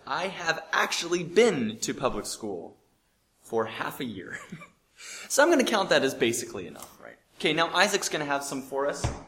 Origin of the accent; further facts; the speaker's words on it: Bozeman, Montana, United States; I come from Bozeman